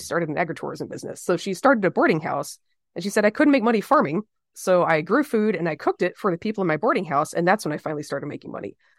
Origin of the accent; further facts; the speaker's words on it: the South, United States; as a Southerner who believes in civil rights